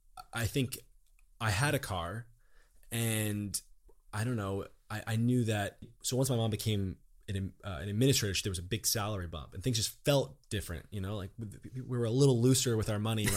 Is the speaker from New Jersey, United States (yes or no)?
yes; Toms River, New Jersey, United States; So New Jersey, I grew up in Toms River, New Jersey. I'd say just working class, middle class town.